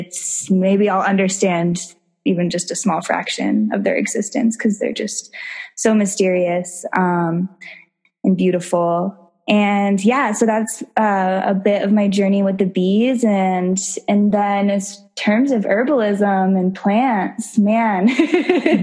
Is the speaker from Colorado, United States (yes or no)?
yes; Morrison, Colorado, United States; also born or lived in Denver; I grew up in Colorado. So I was born and raised in Morrison